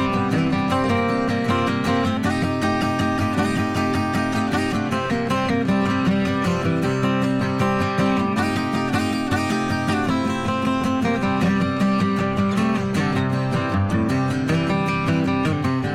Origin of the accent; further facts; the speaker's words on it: St. John's, Newfoundland and Labrador, Canada; when I was growing up in St. John's, Newfoundland, which is an island on the east coast of Canada